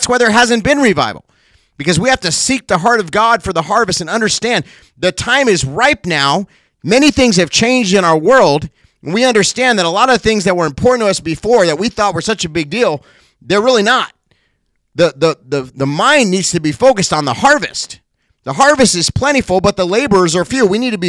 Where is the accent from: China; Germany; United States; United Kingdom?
United States; Cincinnati, Ohio; born there; also born or lived in California; Now, I wasn't born in California. I was born in Cincinnati.